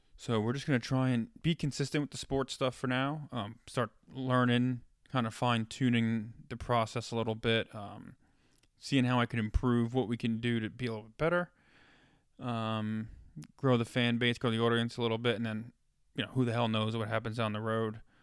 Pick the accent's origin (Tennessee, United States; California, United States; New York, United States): New York, United States; moved away as an adult; now in Ohio, United States; growing up in New York